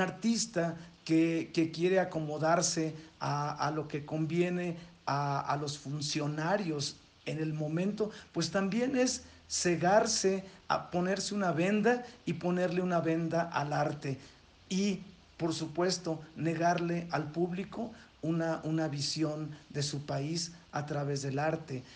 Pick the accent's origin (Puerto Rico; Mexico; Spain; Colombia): Mexico; nosotros como mexicanos